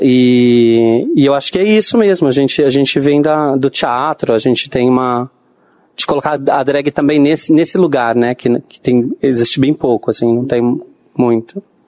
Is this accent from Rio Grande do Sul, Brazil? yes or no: no; Bauru, São Paulo, Brazil; Bauru, né, que é a minha, minha cidade é, onde eu nasci